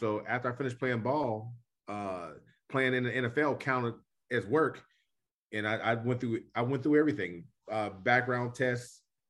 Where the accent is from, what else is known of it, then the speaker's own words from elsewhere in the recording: Homestead, Pennsylvania, United States; moved away as an adult; now in Atlanta, United States; everyone knows I love my hometown. I'm born and bred right outside of Oakland, right outside of the University of Homestead, Pennsylvania.